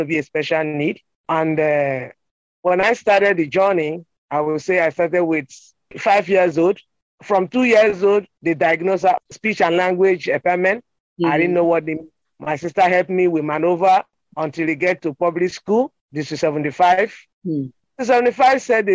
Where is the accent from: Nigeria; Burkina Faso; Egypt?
Nigeria; moved away as an adult; now in New York City, United States; I was born in Nigeria. I grew up in Nigeria, but I come here when I'm 19 years old